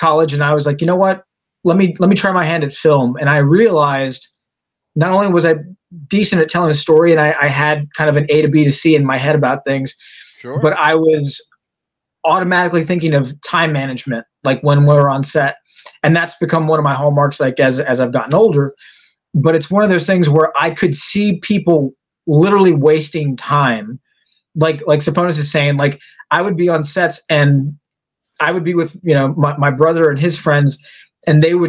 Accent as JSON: {"language": "English", "town": "San Antonio", "region": "Texas", "country": "United States", "tie": "born or raised there", "said": "I came back to my hometown in San Antonio"}